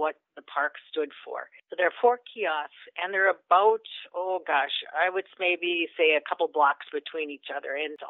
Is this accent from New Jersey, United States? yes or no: no; Minnesota, United States; now in Citrus County, Florida, United States; I'm from Minnesota